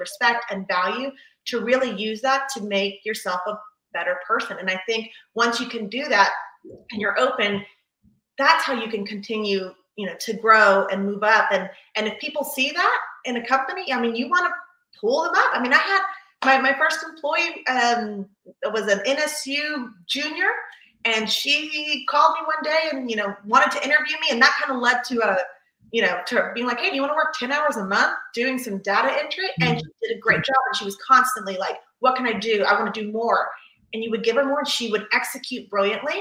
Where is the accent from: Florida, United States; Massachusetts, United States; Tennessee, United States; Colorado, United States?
Florida, United States; Palm Beach County; moved away as an adult; now in Fort Lauderdale, United States; I was originally from Palm Beach County, from a teeny tiny town where, like, you know everyone.